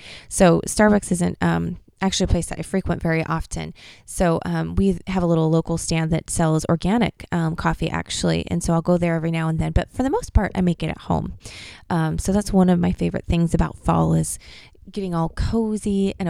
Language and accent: English; Pacific Northwest, United States; I'm from the Pacific Northwest, and that's where we live.